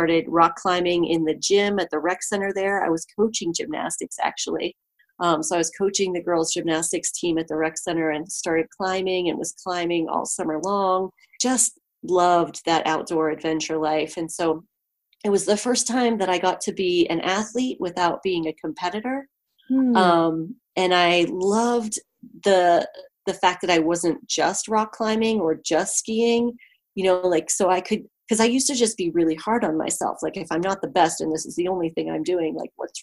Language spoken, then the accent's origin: English; Ohio, United States; moved away as an adult; also born or lived in Colorado / California; I grew up in Ohio and there's great trees there.